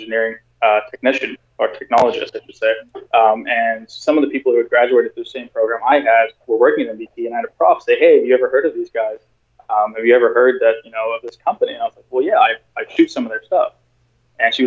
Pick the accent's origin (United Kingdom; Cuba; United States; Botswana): United Kingdom; England; also born or lived in South Africa; now in Canada; I grew up actually in England